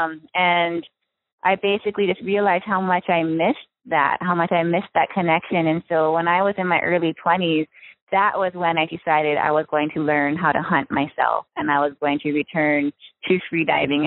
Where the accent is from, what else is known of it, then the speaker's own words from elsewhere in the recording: Maui, Hawaii, United States; I was born and raised in Hawaii. I grew up on the island of Maui